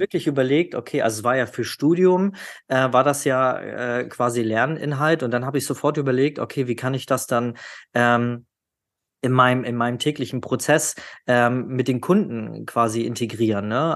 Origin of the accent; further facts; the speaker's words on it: the North, Northern Germany, Germany; Also ich komme ja aus dem Norden